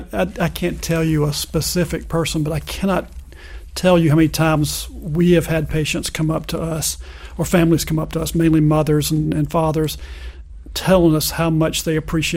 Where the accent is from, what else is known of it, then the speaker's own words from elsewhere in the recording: Orangeburg, South Carolina, United States; And I'm from Orangeburg. I grew up there. So I speak Orangeburg.